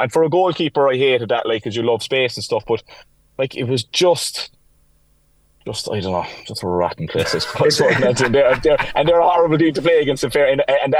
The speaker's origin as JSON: {"language": "English", "region": "County Limerick", "country": "Ireland", "tie": "born or raised there", "said": "Definitely not Clare and Limerick either, Eddie. I tell you that now after growing up in Limerick."}